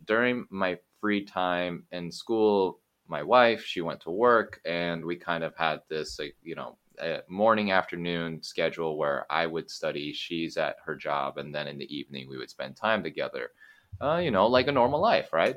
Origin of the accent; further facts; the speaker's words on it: Eugene, Oregon, United States; moved away as an adult; also born or lived in California / Japan / Taiwan / Mexico; born in California, but I grew up in Oregon.